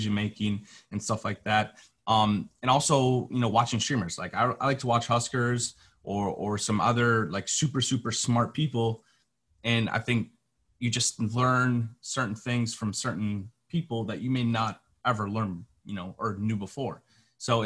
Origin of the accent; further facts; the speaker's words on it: Minnesota, United States; I'm from Minnesota.